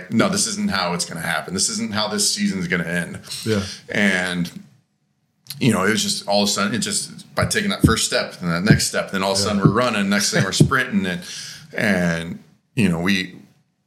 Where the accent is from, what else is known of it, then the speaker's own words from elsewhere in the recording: Colorado, United States; moved away; I grew up in Colorado